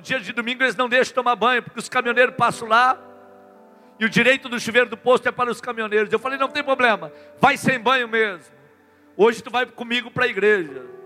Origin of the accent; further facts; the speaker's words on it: Rio Grande do Sul, Brazil; Eu sou lá do Rio Grande do Sul. Eu tenho o hábito do chimarrão